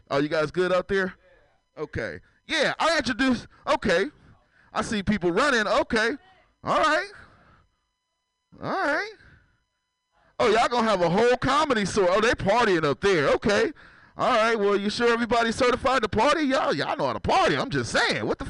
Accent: San Francisco, California, United States; I'm from San Francisco

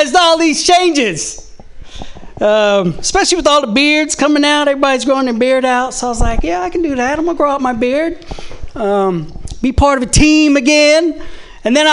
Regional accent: the South, United States; I'm from the South

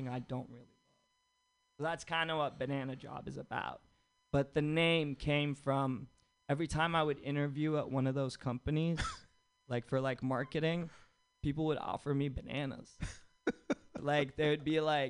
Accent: Egypt; moved away as an adult; now in United States; I'm from Egypt

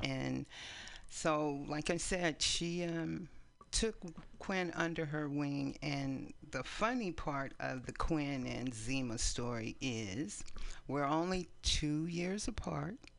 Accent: East Palo Alto, California, United States; also born or lived in San Francisco, California; now in Oakland, United States; we grew up in East Palo Alto

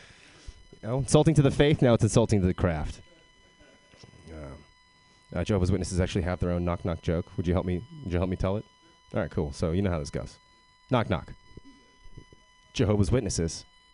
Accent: Texas, United States; accent: Texas; Yeah, I am originally from Texas. I don't have a Texas accent, though, which kind of bums people out.

